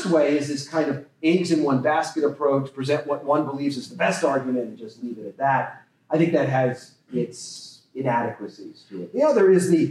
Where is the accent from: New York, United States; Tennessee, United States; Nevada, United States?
Nevada, United States; Las Vegas; I grew up in Nevada, Las Vegas